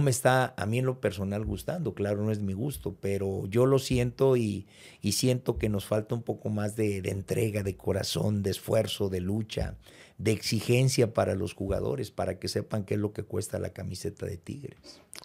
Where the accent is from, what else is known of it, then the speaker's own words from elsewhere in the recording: Morelia, Michoacán, Mexico; moved away as an adult; also born or lived in Cuernavaca; now in Monterrey, Mexico; Yo vengo de, yo soy de Morelia, Michoacán